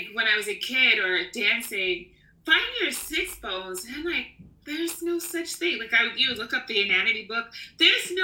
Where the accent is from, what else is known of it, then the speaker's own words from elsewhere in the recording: New York, United States; moved away as an adult; now in Barcelona, Spain; I'm a New Yorker